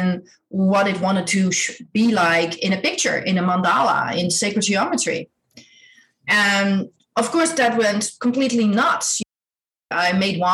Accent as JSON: {"language": "English", "country": "Netherlands", "tie": "born or raised there", "said": "I grew up in Holland. I'm Dutch."}